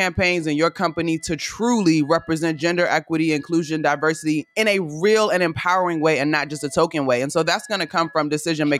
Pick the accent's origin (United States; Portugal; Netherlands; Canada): United States; Prince George's County, Maryland; moved away; also born or lived in Florida; And I grew up in Prince George's County, just outside of DC, Maryland